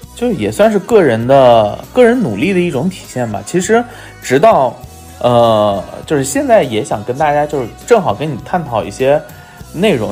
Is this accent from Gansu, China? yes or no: yes; Lanzhou, Gansu, China; 我老家甘，甘肃啊，兰州嗯，所以在甘肃省体校啊